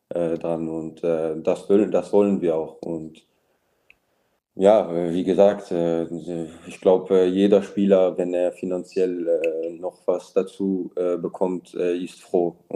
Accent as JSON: {"language": "German", "country": "Luxembourg", "said": "wir sind stolze Luxemburger und wir wollen, wir wollen auch dem Verband helfen"}